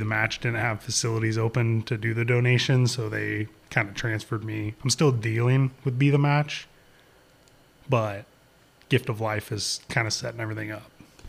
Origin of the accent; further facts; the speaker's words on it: Shady Cove, Oregon, United States; Here in Southern Oregon, in okay. Shady Cove, Eagle Point, Central Point area.